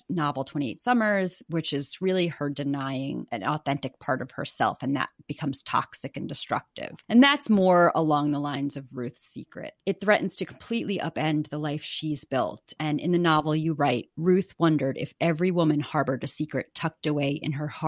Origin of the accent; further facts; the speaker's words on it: New York, United States; now in Manhattan, United States; We're living in Manhattan, but we've been displaced to my hometown, a very small town on the North Fork of Long Island and very close to my parents.